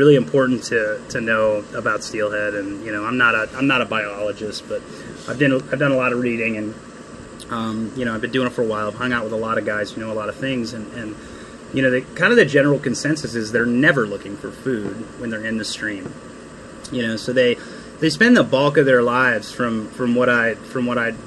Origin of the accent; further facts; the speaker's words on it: Cleveland, Ohio, United States; moved away; I'm from Cleveland, Ohio, born and raised.